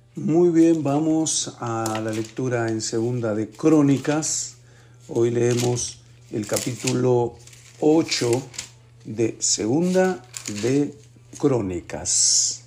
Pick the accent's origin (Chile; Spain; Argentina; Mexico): Argentina; Mendoza; En mi tierra Mendoza